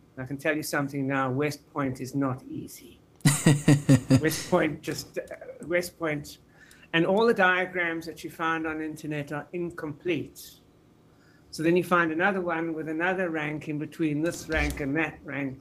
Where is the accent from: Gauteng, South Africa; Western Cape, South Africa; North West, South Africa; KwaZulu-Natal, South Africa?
Gauteng, South Africa; Pretoria; I was born in Pretoria in South Africa